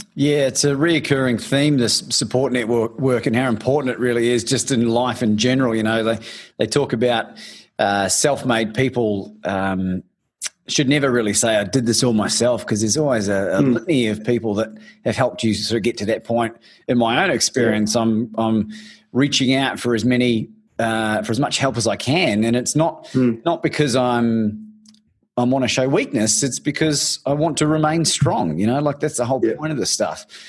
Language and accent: English; New Zealand; moved away; I'm from New Zealand originally